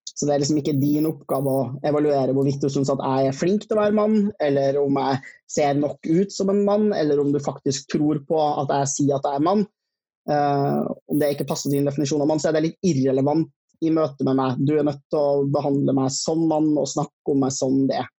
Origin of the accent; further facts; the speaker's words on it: Trøndelag, Norway; accent: Trøndersk; jeg er trønder